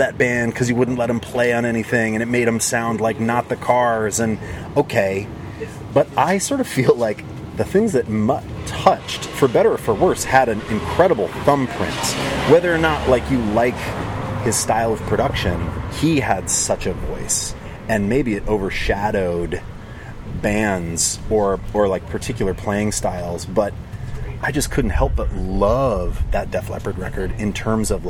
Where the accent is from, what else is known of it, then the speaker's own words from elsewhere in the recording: Montana, United States; I grew up in Montana, in a small town